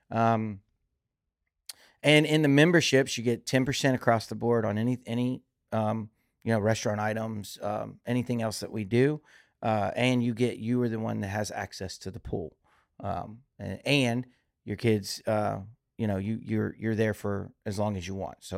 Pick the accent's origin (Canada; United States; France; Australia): United States; Louisiana; also born or lived in Key Largo; I was born here in Louisiana, but I I, also grew up in Key Largo, Florida